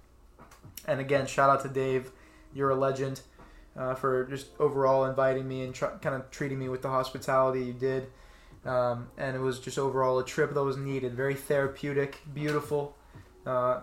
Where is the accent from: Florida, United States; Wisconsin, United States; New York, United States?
Florida, United States; I'm from Florida. I live in Florida.